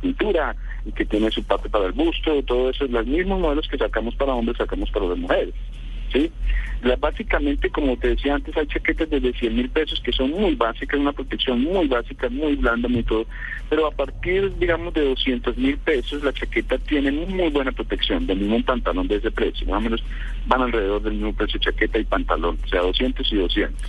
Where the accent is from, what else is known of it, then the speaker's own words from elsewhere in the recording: Bogotá, Bogotá Capital District, Colombia; moved away as an adult; also born or lived in Tolima; now in Manizales, Colombia; yo soy de Tolima, viví en Bogotá casi toda mi vida y hace cuatro años algo estamos radicados aquí en Manizales.